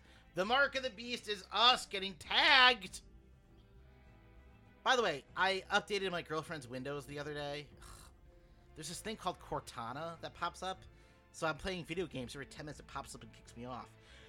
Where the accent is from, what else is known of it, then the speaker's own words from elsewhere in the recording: United States; I'm an American.